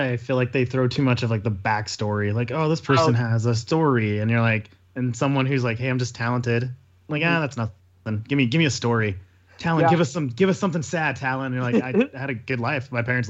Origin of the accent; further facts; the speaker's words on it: Murray, Utah, United States; I grew up in Murray